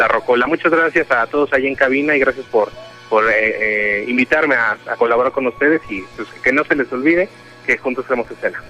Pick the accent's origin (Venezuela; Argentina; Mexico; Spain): Mexico; Coacalco, State of Mexico; de acá, de, de, mi tierra, del Estado de México